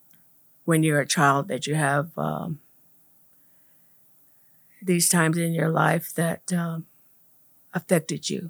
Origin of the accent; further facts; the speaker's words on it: Komatke Village, Gila River Indian Reservation, Arizona, United States; I was born and raised here in Comat Village on the west end of the Hill River Reservation